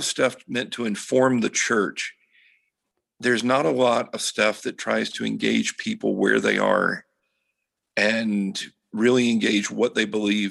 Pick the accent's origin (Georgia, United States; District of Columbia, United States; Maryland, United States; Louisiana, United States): Georgia, United States; I grew up in Georgia